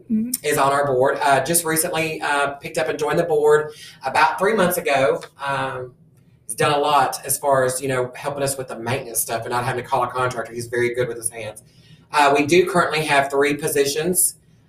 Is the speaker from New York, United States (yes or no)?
no; Tipton County, Tennessee, United States; also born or lived in Hawaii; I'm actually was born in Hawaii. And when my dad retired out of the military, we moved here in 1987. Been in Tipton County my whole life, pretty much